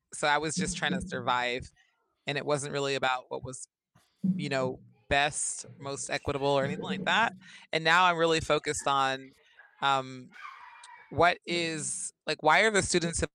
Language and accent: English; Berkeley, California, United States; now in Arizona, United States; I'm from Berkeley, California.